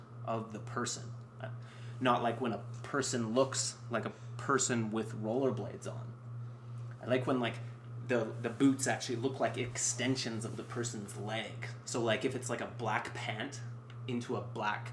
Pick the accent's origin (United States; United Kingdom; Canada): Canada; as a Canadian viewer